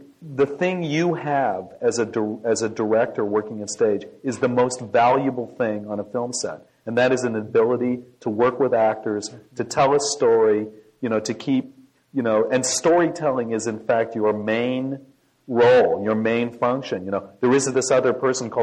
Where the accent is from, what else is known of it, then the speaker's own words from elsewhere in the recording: Ontario, Canada; moved away as an adult; also born or lived in La Jolla, California; I grew up in Canada, where we have something called the National Film Board